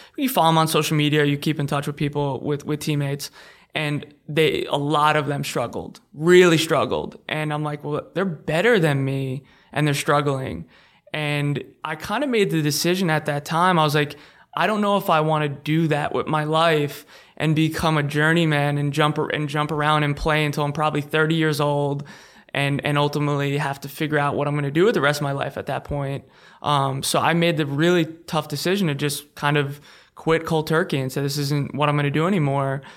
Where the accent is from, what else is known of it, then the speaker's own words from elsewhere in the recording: Long Island, New York, United States; Long Island, New York